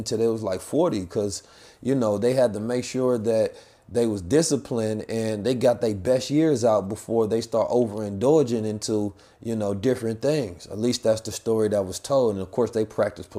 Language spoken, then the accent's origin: English; United States; I am American